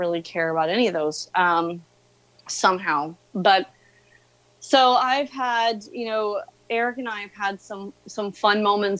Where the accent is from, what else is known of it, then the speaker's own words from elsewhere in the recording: Indiana, United States; So I'm from Indiana, the home of basketball.